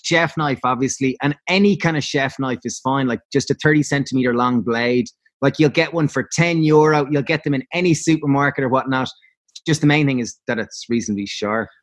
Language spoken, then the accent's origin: English; Ireland; Being Irish